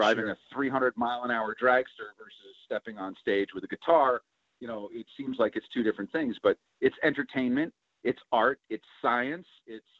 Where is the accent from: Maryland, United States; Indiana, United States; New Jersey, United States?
New Jersey, United States; New Providence; also born or lived in Warren, New Jersey / Flemington, New Jersey; I'm from New Jersey. Grew up in New Providence, and then we moved to Warren, which is in Somerset County, New Jersey. I live in Flemington, New Jersey now.